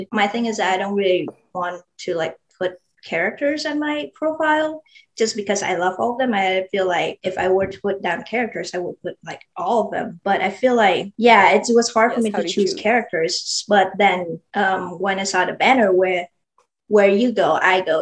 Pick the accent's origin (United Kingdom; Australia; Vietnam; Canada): Vietnam; now in Texas, United States; So I was born in Vietnam. Moved over here in the U.S. in 2015, so probably almost like 6 years ago.